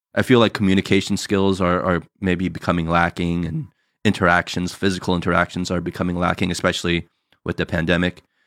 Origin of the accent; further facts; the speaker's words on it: New Jersey, United States; now in California, United States; us growing up in Jersey, that's how we all were